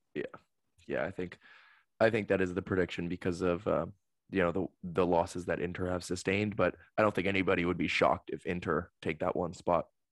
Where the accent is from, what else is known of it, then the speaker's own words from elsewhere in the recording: United States; as an American